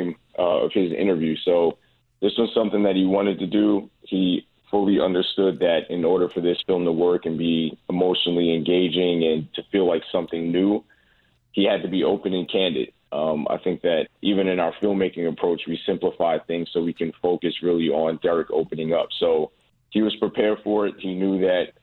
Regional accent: New York City, New York, United States; I'm from New York. I'm from the Bronx

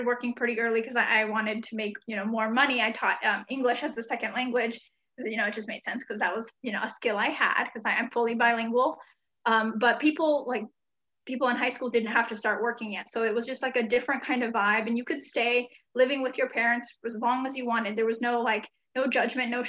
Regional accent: United States; also born or lived in Hungary / Grass Valley, California; And we moved back here, to the US in 1994 when I was four

